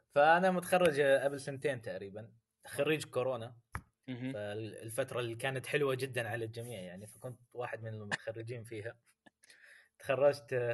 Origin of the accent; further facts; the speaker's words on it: Saudi Arabia; moved away as an adult; also born or lived in Syria; now in Malaysia; فانا من سوريا ومقيم بالسعوديه لما كان عمري سنه وتربيت في السعوديه عشان كذا هذا سبب اللي